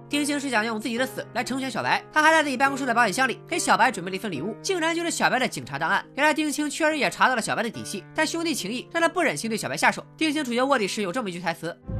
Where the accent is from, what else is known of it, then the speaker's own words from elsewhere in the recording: Qingdao, Shandong, China; 我老家是青岛市城阳区，因为韩国企业比较多，所以来自延边的朝鲜族也很多